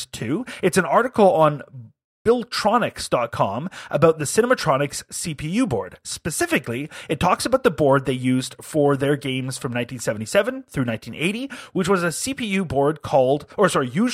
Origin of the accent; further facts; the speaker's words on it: United Kingdom; as a Brit